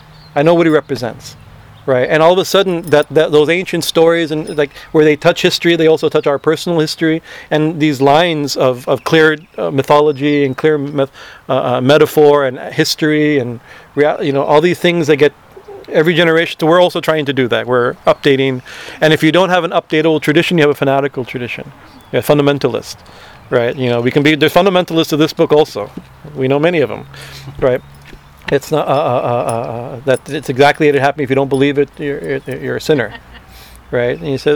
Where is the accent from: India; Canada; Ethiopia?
India; Growing up in India, you know, for us this is kind of we discovered these things.